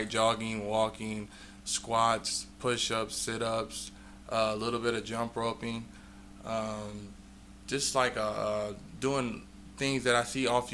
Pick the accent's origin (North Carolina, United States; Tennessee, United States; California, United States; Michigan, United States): California, United States; Bakersfield; I'm born and raised in Bakersfield, California